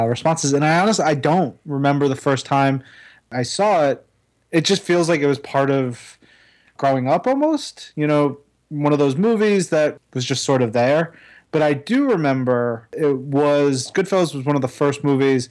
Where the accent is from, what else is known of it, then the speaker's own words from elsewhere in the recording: Western Nassau County, Long Island, New York, United States; I grew up in like Western Nassau, very close to Belmont Racetrack